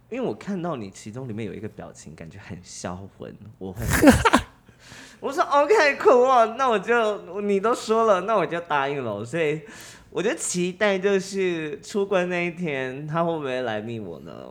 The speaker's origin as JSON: {"language": "Chinese", "region": "Kaohsiung", "country": "Taiwan", "said": "他在知道我高雄人，他知道我在住在高雄之后"}